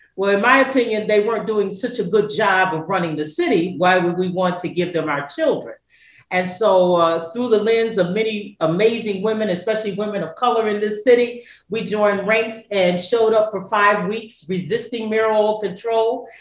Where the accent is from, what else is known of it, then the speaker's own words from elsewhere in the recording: Kingsport, Tennessee, United States; moved away as an adult; now in Detroit, United States; I consider myself an adopted Detroiter, uh, originally from a little small town called Kingsport, Tennessee